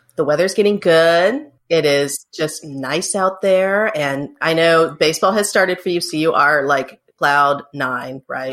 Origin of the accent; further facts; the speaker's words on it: Hickory, North Carolina, United States; my hometown of Hickory, North Carolina